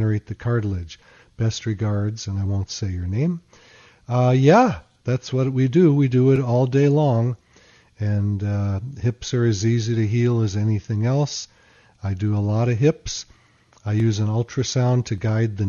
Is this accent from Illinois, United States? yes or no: yes; Chicago, Illinois, United States; I grew up in Chicago